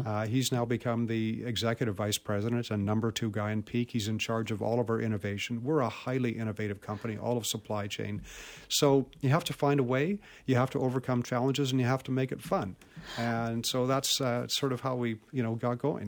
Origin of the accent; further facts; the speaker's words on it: Vancouver, British Columbia, Canada; I was born in Vancouver and grew up here in Vancouver